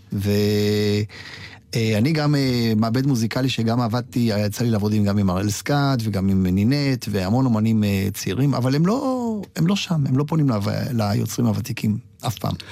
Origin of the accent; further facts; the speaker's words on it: Israel; also born or lived in Poland; אני באתי מפולין בגיל מאוד מאוד צעיר, אבל גדלתי פה על כל השירים